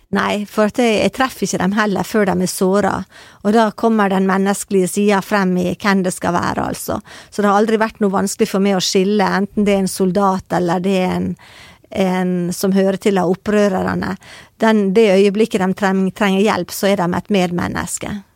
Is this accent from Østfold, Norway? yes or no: no; Sunnmøre, Møre og Romsdal, Norway; jeg kommer fra Sunnmøre